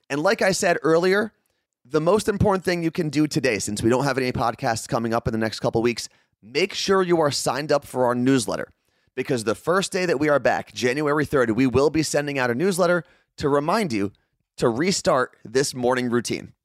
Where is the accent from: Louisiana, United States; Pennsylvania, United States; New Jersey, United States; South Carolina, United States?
New Jersey, United States; someone who was born and raised in New Jersey